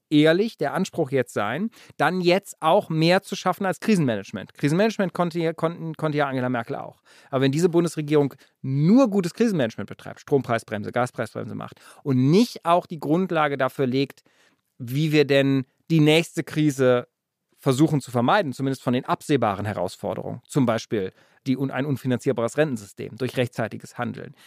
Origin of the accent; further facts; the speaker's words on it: Germany; wir als Deutsche von Russland